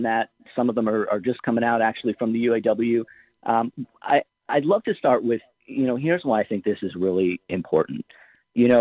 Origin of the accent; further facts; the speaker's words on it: Ohio, United States; my home state of Ohio